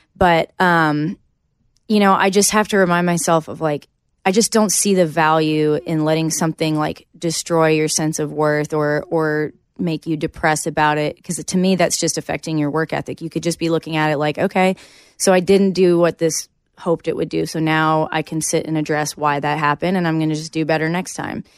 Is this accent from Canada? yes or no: yes; Canada; moved away as an adult; now in Nashville, United States; coming here as a Canadian and kind of, like, starting all over again